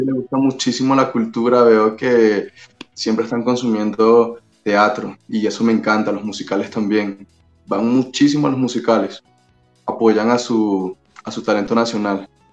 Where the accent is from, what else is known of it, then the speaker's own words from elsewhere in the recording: Caracas, Capital District, Venezuela; accent: Venezuelan; now in Mexico; Yo soy de Venezuela, soy de Caracas